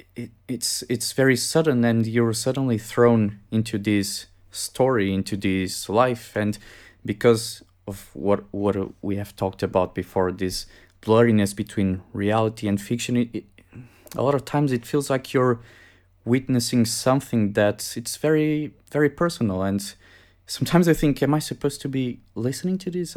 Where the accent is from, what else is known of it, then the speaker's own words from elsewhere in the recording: Portugal; I came back in two thousand seventeen to my home country, Portugal.